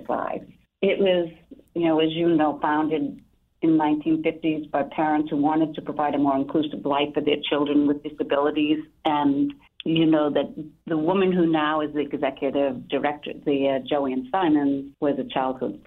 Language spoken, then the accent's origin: English; Lynn, Massachusetts, United States; I grew up in Lynn, Massachusetts